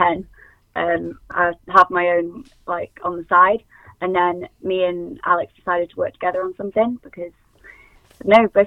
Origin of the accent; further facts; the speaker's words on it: High Peak, East Midlands, United Kingdom; We're from High Peak